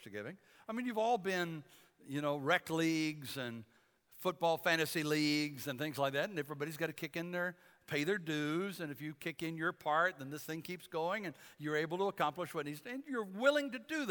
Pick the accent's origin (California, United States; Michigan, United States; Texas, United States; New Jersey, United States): Michigan, United States; Detroit; I grew up in Detroit